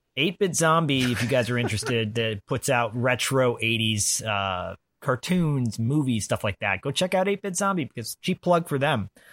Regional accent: Detroit, Michigan, United States; I grew up in Detroit as a kid

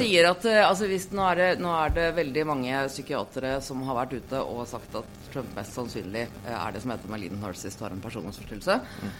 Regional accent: Norway; hjemme i Norge

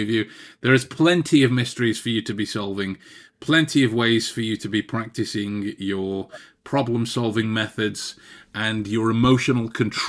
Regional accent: England, United Kingdom; We're English

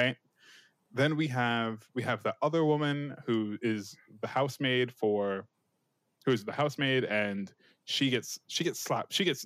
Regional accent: United States; I'm American

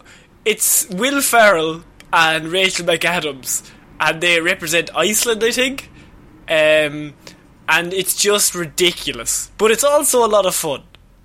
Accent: Liverpool, North West England, United Kingdom; I'm from Liverpool, but please.

